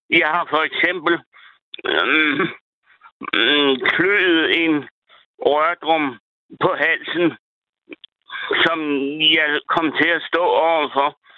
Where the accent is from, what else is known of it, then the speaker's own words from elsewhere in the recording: Thisted, North Denmark Region, Denmark; now in Jelling, Denmark; Jeg er egentlig fra Tisted